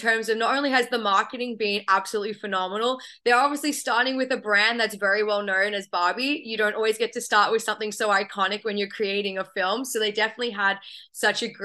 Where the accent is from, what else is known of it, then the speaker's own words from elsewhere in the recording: Australia; moved away as an adult; now in United States; I have a bit of an accent, so I'm originally from Australia, but I've been calling the US home for a few years now